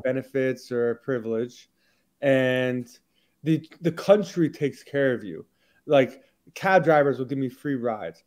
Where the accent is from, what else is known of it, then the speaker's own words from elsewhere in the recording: Houston, Texas, United States; moved away as an adult; also born or lived in Massachusetts / Israel; I was born and raised in Houston, Texas.